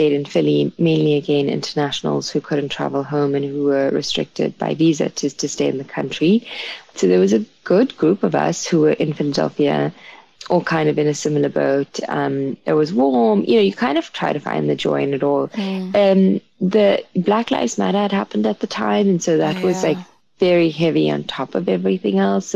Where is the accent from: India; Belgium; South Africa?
South Africa; now in New York, United States; being South African